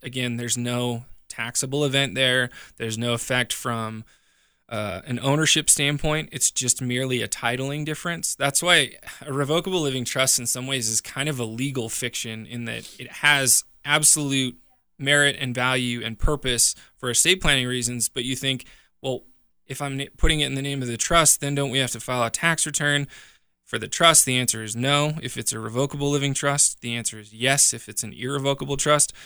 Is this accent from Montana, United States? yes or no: yes; Montana, United States; now in Colorado, United States; I grew up in Montana, my family owns a farm back there.